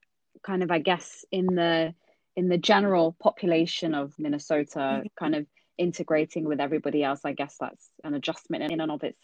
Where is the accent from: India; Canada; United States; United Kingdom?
United Kingdom; London; growing up in London, it's an incredibly diverse city